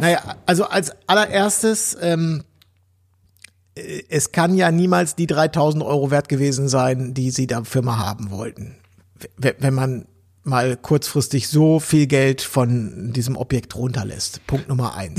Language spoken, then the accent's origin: German; Berlin, Germany; wir als Berliner